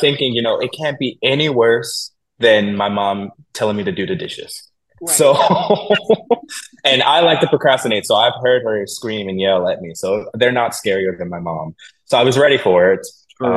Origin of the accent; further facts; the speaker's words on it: Philadelphia, Pennsylvania, United States; moved away; Philadelphia is my hometown. That's where I'm from. I was raised there